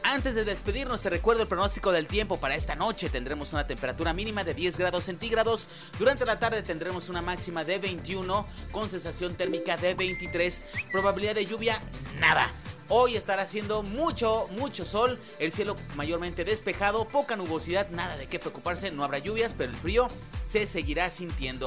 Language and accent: Spanish; Santa Ana del Conde, Guanajuato, Mexico; now in León, Mexico; Yo soy de Santana del Conde, si tú no lo sabías, yo soy de allá y me encantaba de niño ir a las posadas